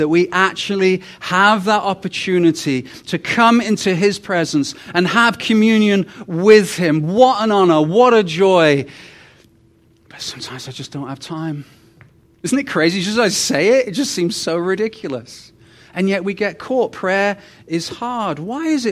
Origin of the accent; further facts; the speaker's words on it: United Kingdom; also born or lived in Rhyl; now in Canada; I'm the British guy who is Canadian